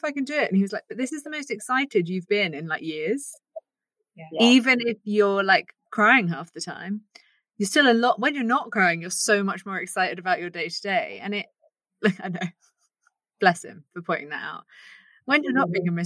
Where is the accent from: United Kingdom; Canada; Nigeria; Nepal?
United Kingdom